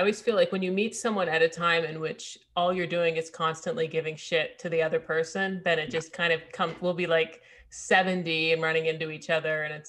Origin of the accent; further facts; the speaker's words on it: Austin, Texas, United States; my hometown shows that were, like, you know, in Austin.